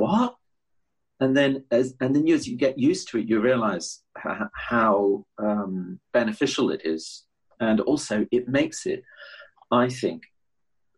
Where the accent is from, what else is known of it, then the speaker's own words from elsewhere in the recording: United Kingdom; as a British musician